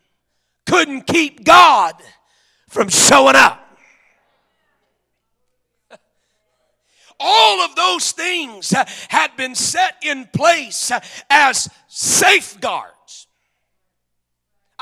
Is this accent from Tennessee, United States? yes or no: no; Oklahoma, United States; I'm from Oklahoma